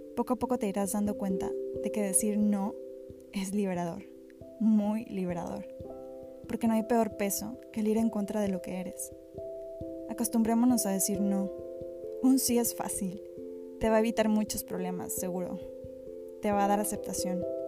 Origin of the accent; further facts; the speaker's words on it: Mexico; como mexicanos